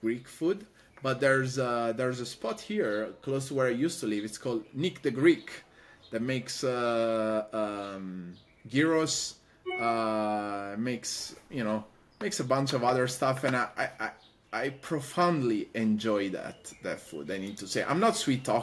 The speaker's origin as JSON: {"language": "English", "town": "Padua", "region": "Veneto", "country": "Italy", "tie": "born or raised there", "also_born_or_lived": "Rome", "moved": "as an adult", "lives_now": "Los Angeles, United States", "said": "I'm from Padova, the city of Padova"}